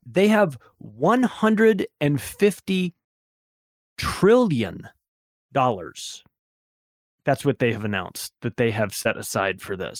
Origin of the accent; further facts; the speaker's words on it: Palm Springs, California, United States; I grew up in Palm Springs, California, which has a huge gay community there.